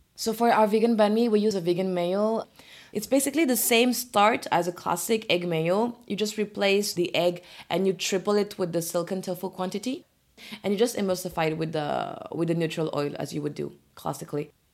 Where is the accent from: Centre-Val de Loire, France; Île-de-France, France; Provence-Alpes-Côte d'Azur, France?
Centre-Val de Loire, France; Orléans; English is a second language; moved away as an adult; now in Paris, France; I grew up in Orléans